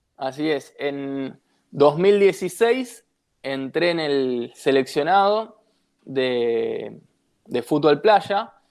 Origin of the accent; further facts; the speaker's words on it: Buenos Aires, Argentina; yo vivo en Devoto y soy de Devoto, en Ciudad de Buenos Aires